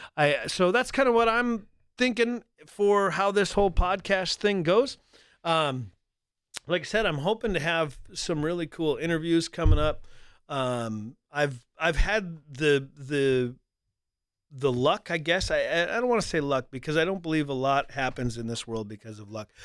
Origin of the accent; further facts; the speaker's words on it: North Dakota, United States; also born or lived in Colorado Springs; I grew up in North Dakota here